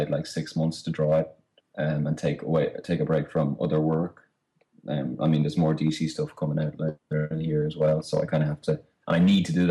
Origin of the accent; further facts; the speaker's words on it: Ireland